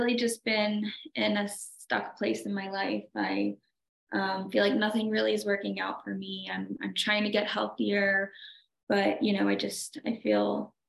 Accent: Atlanta, Georgia, United States; I am from Atlanta, Georgia

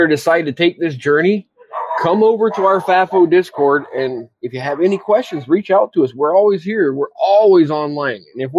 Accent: United States; Sorry, I'm American. I'm a dumb American.

